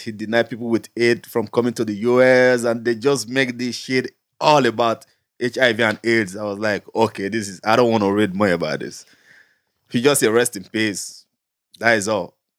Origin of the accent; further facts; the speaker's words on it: Nigeria; moved away; Being a Nigerian, holding a Nigerian passport